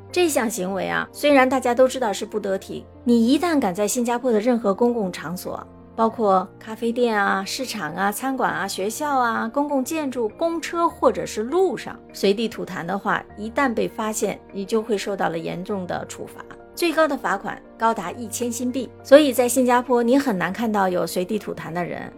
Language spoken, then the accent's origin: Chinese; China; now in Singapore; 作为中国人